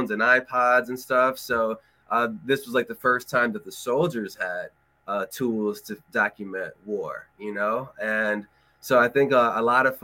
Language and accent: English; Los Angeles, California, United States; also born or lived in Colorado; I'm from Los Angeles originally